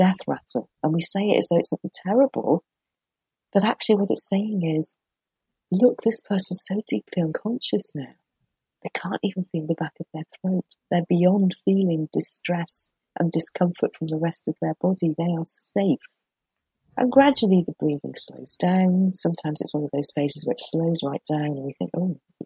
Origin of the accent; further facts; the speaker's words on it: Merseyside, North West England, United Kingdom; I grew up on Merseyside